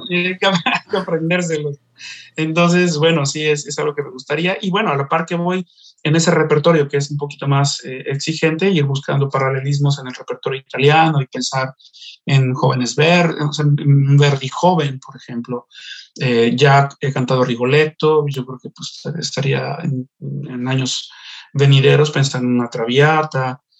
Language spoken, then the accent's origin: Spanish; Xalapa, Veracruz, Mexico; moved away; mi tierra